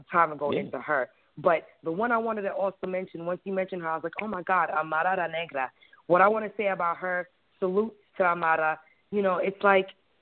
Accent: Brooklyn, New York, United States; I was raised in Brooklyn and not in Panama

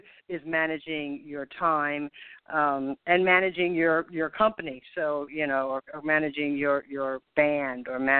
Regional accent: United States; moved away as an adult; also born or lived in Copenhagen, Denmark; I am an American, but I have been living in Copenhagen, Denmark for the past 26 years. I've just recently returned to the United States

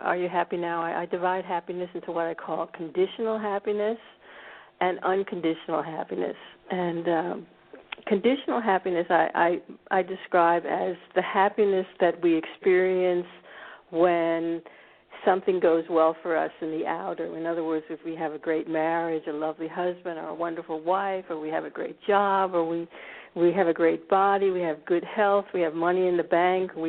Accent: D.C., District of Columbia, United States; moved away as an adult; now in Scandinavia; born in America. I grew up actually in a suburb of Washington, D.C.

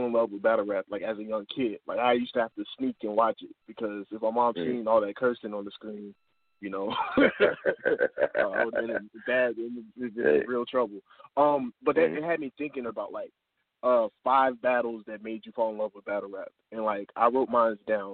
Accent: Hammond, Indiana, United States; I'm from Hammond, Indiana, which is Chicagoland area

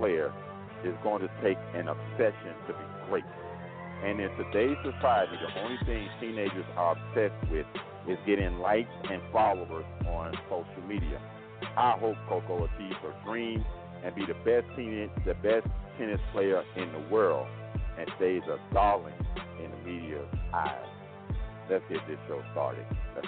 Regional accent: Miami, Florida, United States; now in Rockmart, Georgia, United States; I am a Florida native, born and raised in Miami, Florida

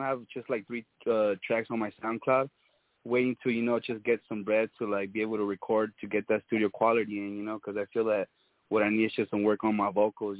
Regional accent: California, United States; also born or lived in San Bernardino, California; Yeah, I'm from Cali.

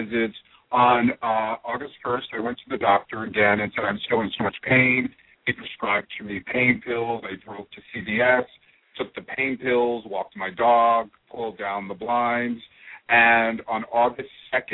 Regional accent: New Jersey, United States; moved away; I'm originally from New Jersey

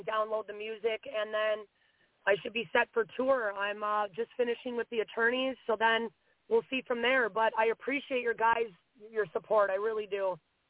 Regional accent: Minneapolis, Minnesota, United States; I had family members named Minnie, and … from Minneapolis.

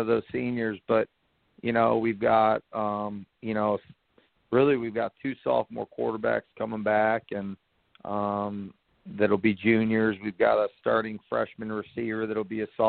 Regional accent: Cleveland, Ohio, United States; moved away as an adult; now in Greenville, United States; I'm from Cleveland, Ohio. I went to Mentor High School

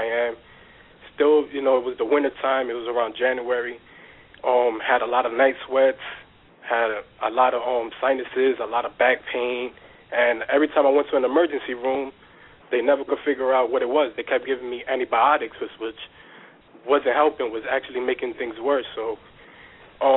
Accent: United States; also born or lived in New Jersey; I grew up in New York / New Jersey, back and forth. I'm Dominican

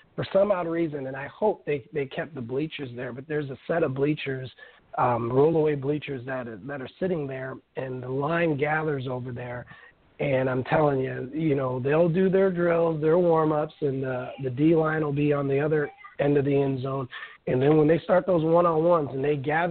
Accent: Omaha, Nebraska, United States; I'm from Omaha, Nebraska

